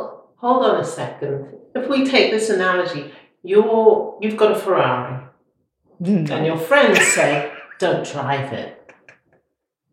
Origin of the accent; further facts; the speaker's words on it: Preston, North West England, United Kingdom; moved away; also born or lived in Yorkshire; I was born in Preston.